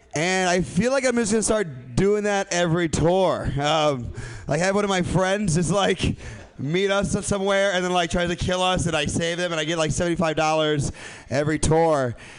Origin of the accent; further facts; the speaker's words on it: Midwest, United States; I'm from the Midwest